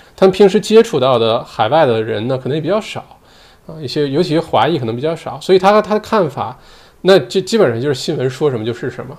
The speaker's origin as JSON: {"language": "Chinese", "country": "China", "moved": "yes", "lives_now": "Australia", "said": "我们华人其实也是歧视的，我中国人"}